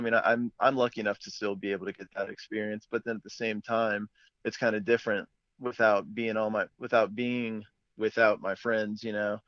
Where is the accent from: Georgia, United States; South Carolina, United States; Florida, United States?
South Carolina, United States; Fort Mill; moved away as an adult; I'm originally from Fort Mill, South Carolina, which is just outside of Charlotte